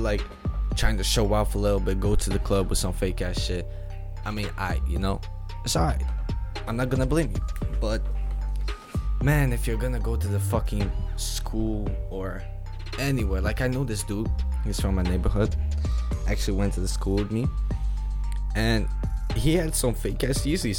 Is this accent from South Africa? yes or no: no; Netherlands; English is a second language; I'm from Netherlands